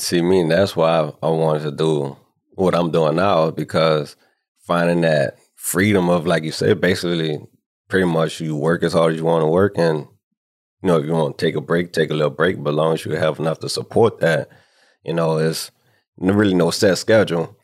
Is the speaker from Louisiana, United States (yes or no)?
yes; New Orleans, Louisiana, United States; moved away as an adult; now in Houston, United States; I was born and raised in New Orleans, Louisiana. And I moved to Houston right after I graduated from high school.